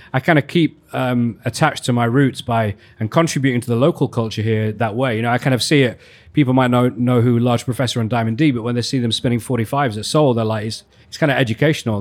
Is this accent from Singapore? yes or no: no; Leeds, Yorkshire and the Humber, United Kingdom; moved away as an adult; also born or lived in London; in Leeds, actually, which is my hometown